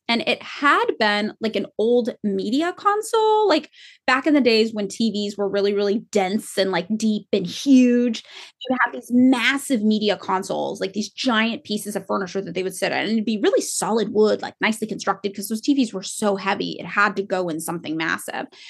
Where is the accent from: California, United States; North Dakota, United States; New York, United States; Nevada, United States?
California, United States; Fresno; now in Los Angeles, United States; growing up in Fresno